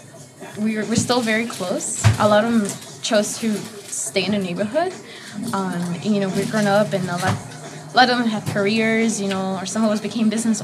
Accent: Chicago, Illinois, United States; also born or lived in Guanajuato, Mexico; high school life, living by Midway, and like I moved to like McKinley Park and then Pilsen, but I never felt the same like feeling of community that I get from being in back of the yard

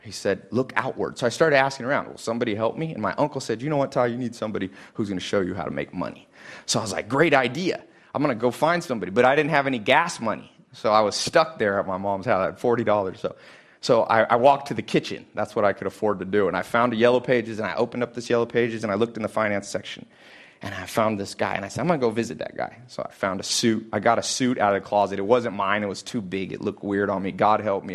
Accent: Los Angeles, California, United States; I'm from Hollywood specifically

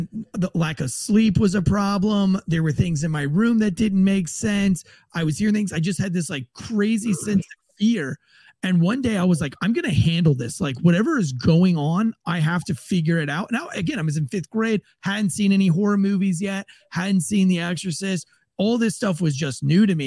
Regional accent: St. Augustine, Florida, United States; I was born and raised in St. Augustine.

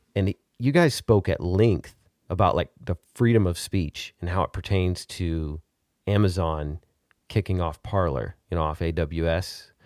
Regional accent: Arkansas, United States; now in Texas, United States; I'm from Arkansas, and, uh, now I live in Texas.

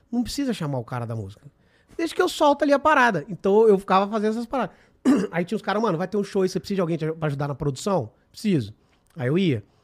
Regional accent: Espírito Santo, Brazil; sou capixaba.

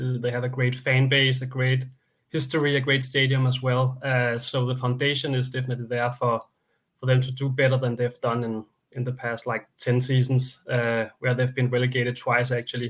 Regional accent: Denmark; Very close to the border, of course, with me growing up in Denmark

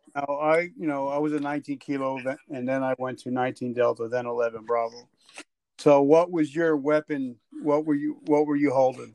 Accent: New Jersey, United States; I'm from Jersey

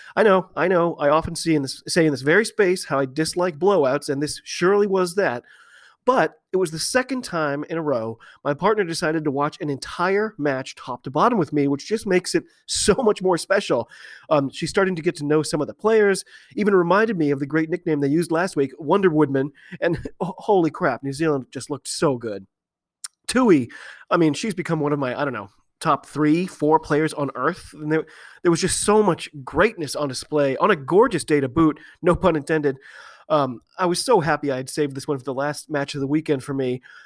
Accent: United States; I'm an American rugby fan

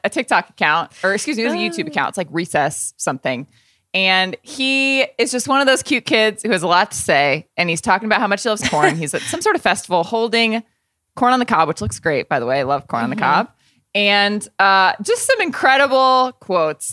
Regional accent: Indiana, United States; I'm a Hoosier. I'm from Indiana

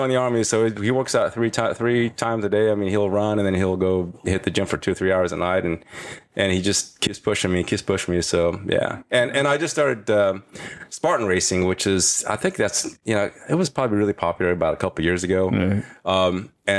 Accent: Indonesia; moved away; When I came here, it was 1971, and it was a pretty tumultuous time. I'm from Indonesia.

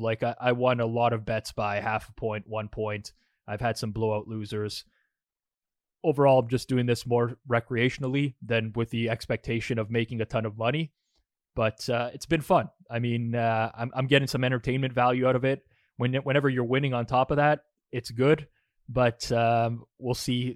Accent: Canada; also born or lived in Toronto area; now in Toronto, Canada; we're both Canadian and, and located in the, you know, the G T A, the Toronto area

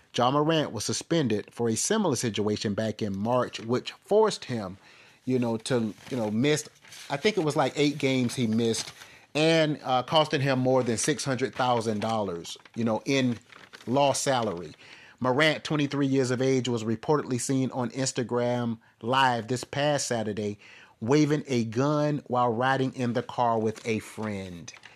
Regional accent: Florence, South Carolina, United States; moved away; I'm originally from Florence.

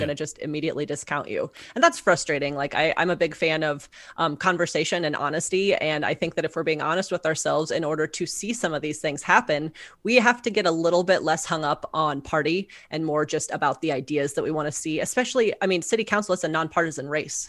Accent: Omaha, Nebraska, United States; moved away as an adult; I'm from here. I grew up in District One. Um, and I didn't wanna have to leave my hometown

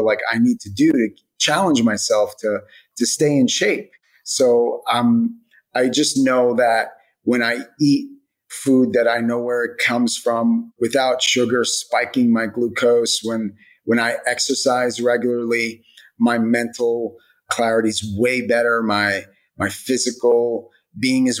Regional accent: United States; I was raised in America

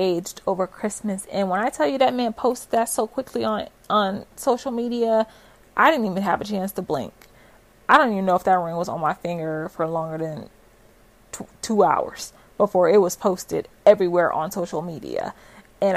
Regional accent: West Coast, United States; moved away as an adult; now in Florida, United States; we're both from the West Coast

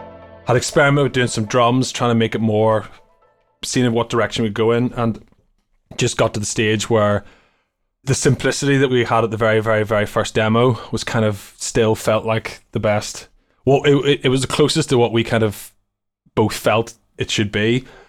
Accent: Ireland; I know, I had Gregorian monks playing in my house all the time growing up in Ireland.

